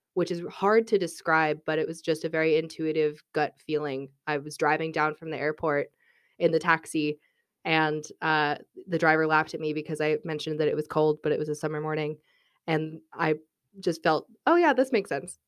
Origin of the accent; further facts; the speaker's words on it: Albuquerque, New Mexico, United States; moved away as an adult; also born or lived in Austin, Texas; now in Dublin, Ireland; I am from Albuquerque, New Mexico.